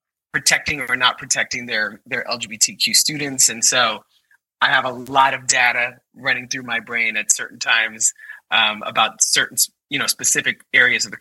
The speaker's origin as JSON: {"language": "English", "town": "New York City", "region": "New York", "country": "United States", "tie": "born or raised there", "said": "I'm a kid from Brooklyn"}